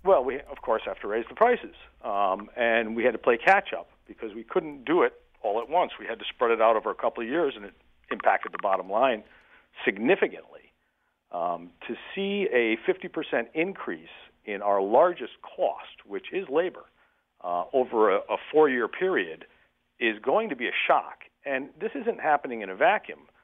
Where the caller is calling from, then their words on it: Windham County, Northeastern Connecticut, United States; I'm calling in from Eastern Connecticut, Northeastern Connecticut, kind of poor relation, poor cousin up here in Wyndham County